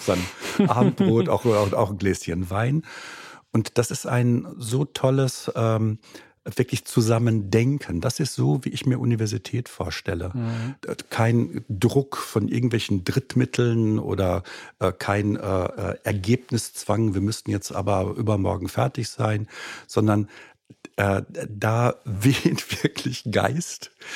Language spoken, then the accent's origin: German; Germany; also born or lived in Austria / Frankfurt; Ich bin gebürtiger Österreicher, aber äh, dann in Deutschland aufgewachsen